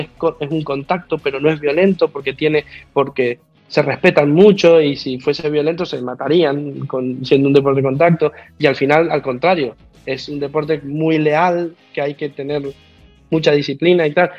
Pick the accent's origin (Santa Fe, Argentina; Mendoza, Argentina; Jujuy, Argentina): Mendoza, Argentina; accent: Argentine; also born or lived in Madrid, Spain; now in Malabo, Equatorial Guinea; yo no soy de Buenos Aires, yo soy de Mendoza